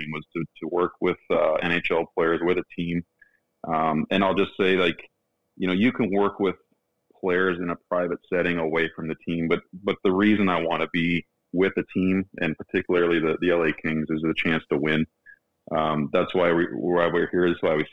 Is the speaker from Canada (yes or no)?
yes; Canada; growing up in Canada, I was a hockey player